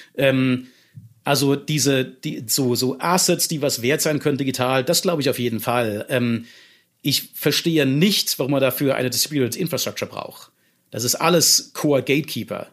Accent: Germany

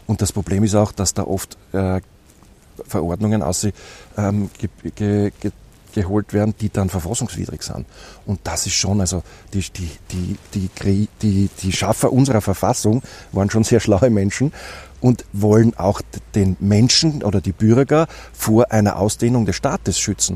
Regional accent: Austria; als Österreicher

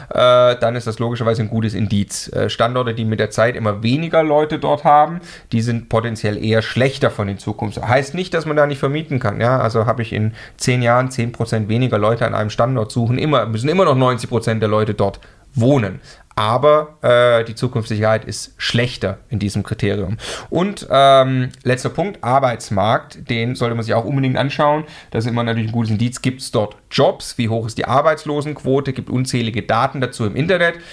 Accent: Stuttgart, Baden-Württemberg, Germany; ich komme ursprünglich aus Stuttgart, ich konnte da mal Unterstützung von meiner Mama bekommen

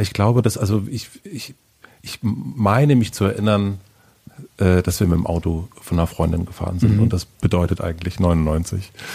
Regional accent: southern Brandenburg, Germany; moved away; ich bin in Südbrandenburg aufgewachsen mit sehr, sehr vielen sehr, sehr, sehr, sehr vielen Rechten

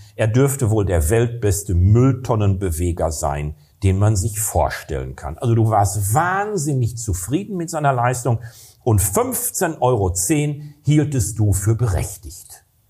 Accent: Recklinghausen, North Rhine-Westphalia, Germany; Recklinghausen, wo ich herkomme

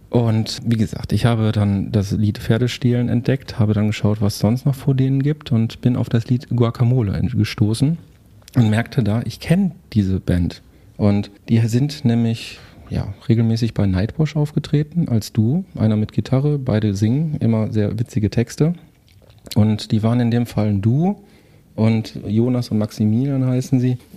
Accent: Herten, North Rhine-Westphalia, Germany; moved away; Meiner alten Heimatstadt.

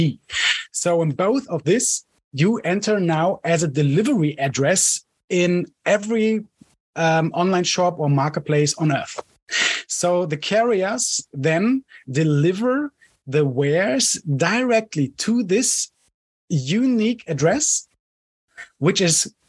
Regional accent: Cologne, North Rhine-Westphalia, Germany; I'm from Germany, Cologne

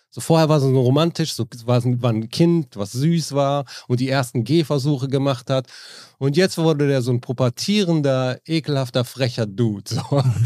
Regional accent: Neuss, North Rhine-Westphalia, Germany; ich komme ja aus Neuss, Düsseldorf ist direkt nebenan

